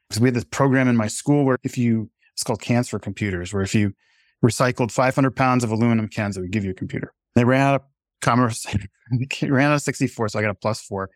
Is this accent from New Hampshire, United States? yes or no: yes; New Hampshire, United States; my local paper where I grew up here in New Hampshire